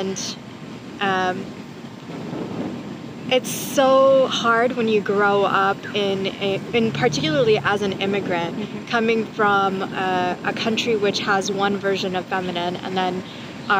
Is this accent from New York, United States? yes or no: no; California, United States; also born or lived in India; a cisgendered woman growing up in California, but having been born in India and immigrated here.